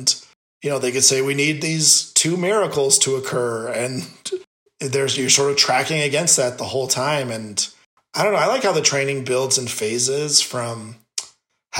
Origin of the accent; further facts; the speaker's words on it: Phoenix, Arizona, United States; we're from the Phoenix area